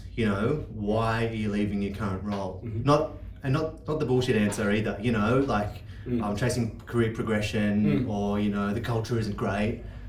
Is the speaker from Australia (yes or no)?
yes; Sydney, New South Wales, Australia; I grew up on the Northern Beaches, very blessed to have done that and haven't left.